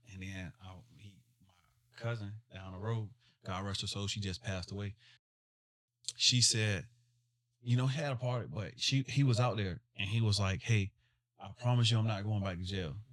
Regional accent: Smithfield, Virginia, United States; I'm from Smithfield, Virginia

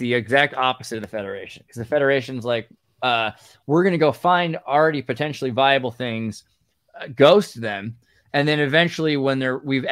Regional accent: California, United States; growing up in California

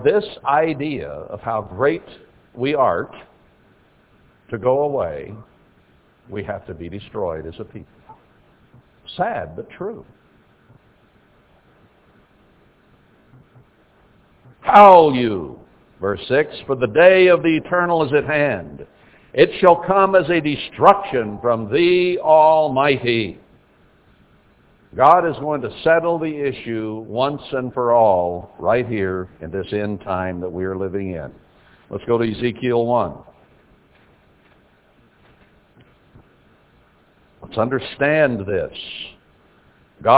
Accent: United States

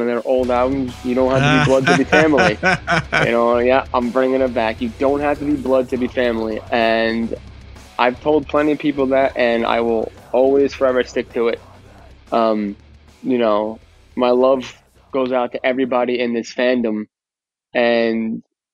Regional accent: New York, United States; accent: New York; moved away as an adult; now in New Jersey, United States; I grew up in New York I lived in New York for 26 years and I've been a Jersey resident for, I don't know now

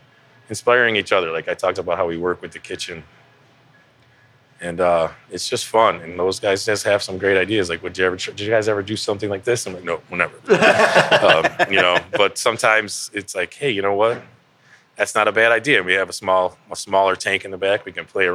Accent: Cleveland, Ohio, United States; also born or lived in Lakewood, Ohio; I was born and raised here in Cleveland.

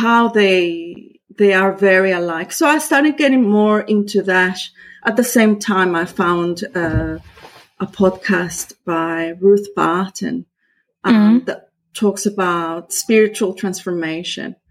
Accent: Costa Rica; first language Spanish; English is a second language; moved away as an adult; now in Australia; I was born in Costa Rica

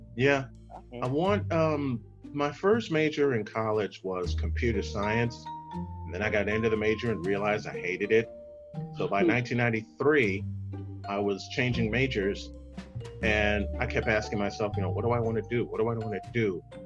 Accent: Chicago, Illinois, United States; moved away; my hometown of Chicago

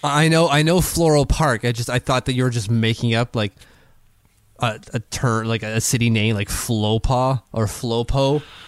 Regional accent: Canada; As a Canadian

